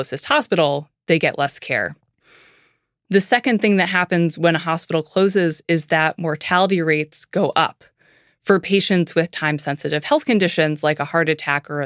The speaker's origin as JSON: {"language": "English", "town": "Lincolnville", "region": "Maine", "country": "United States", "tie": "born or raised there", "said": "I'm from Lincolnville, Maine. It's a town about 2,000 people, about 2 hours up the coast from Portland."}